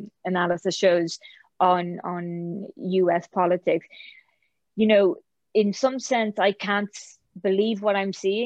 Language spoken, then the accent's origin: English; Ireland; moved away; also born or lived in Oxford; being Irish during that time